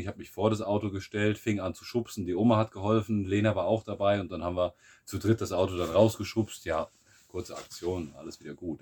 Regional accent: Germany; moved away as an adult; now in Bulgaria; wir hier die Deutschen

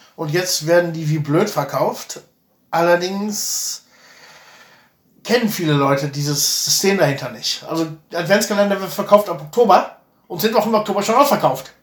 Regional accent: Germany; moved away; hier zu heiraten als Deutscher

